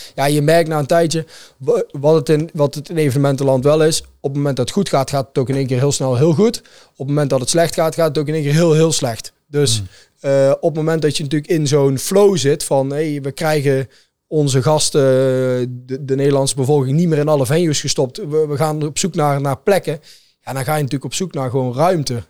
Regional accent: Netherlands; als Nederlander, in ieder geval werkzaam in de evenementenbranche

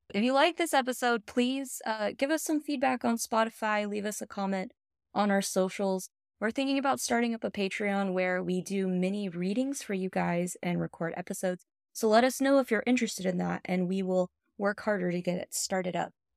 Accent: the South, United States; we grew up in the South, where men had a lot of power and control

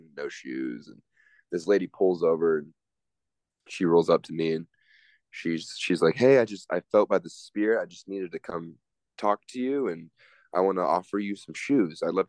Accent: outside of Seattle, Washington, United States; now in Logan, Utah, United States; I grew up outside of Seattle, and it's just very different over there.

